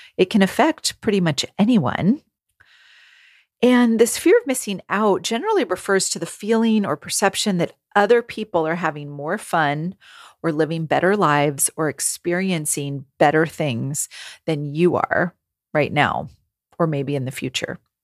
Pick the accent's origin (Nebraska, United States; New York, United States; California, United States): California, United States; moved away as an adult; also born or lived in New England / Rhode Island; I am born and raised in California